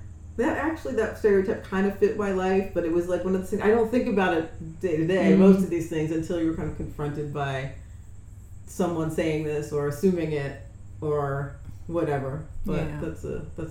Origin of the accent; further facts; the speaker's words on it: New Jersey, United States; I'm from New Jersey